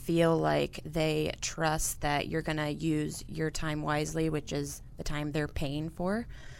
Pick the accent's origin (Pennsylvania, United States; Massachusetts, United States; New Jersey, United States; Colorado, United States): Colorado, United States; So I'm from Colorado